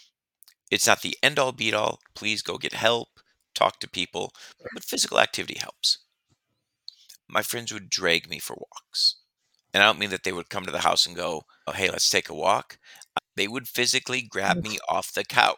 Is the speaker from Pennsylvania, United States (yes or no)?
no; Detroit, Michigan, United States; moved away as an adult; also born or lived in New Orleans; now in Las Vegas, United States; I grew up in Detroit